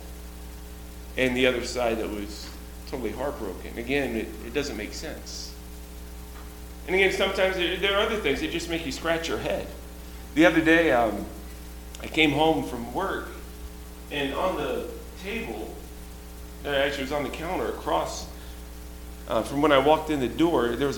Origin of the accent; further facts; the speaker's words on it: Georgia, United States; I was born and raised in Georgia